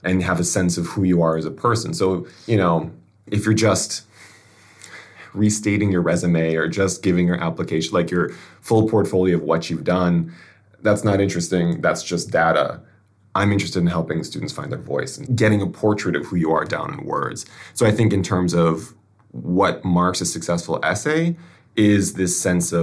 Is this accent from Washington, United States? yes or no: no; Milwaukee, Wisconsin, United States; moved away as an adult; also born or lived in St. Paul, Minnesota / New York; now in Tokyo, Japan; I am originally from the U.S. of A., Milwaukee, Wisconsin, if you can tell by my accent